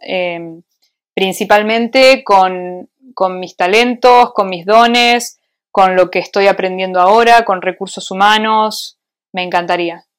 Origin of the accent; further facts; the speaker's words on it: Argentina; moved away as an adult; also born or lived in Switzerland; now in Madrid, Spain; soy argentina, o sea, porque me crié en Argentina